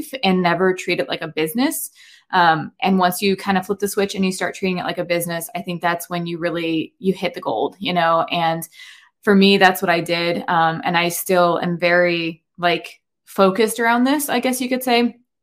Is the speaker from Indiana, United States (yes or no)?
yes; Indiana, United States; also born or lived in Northeast Ohio; now in Ohio, United States; I am actually originally from Indiana, um, but I was transplanted to Ohio about maybe eleven, twelve years ago at this point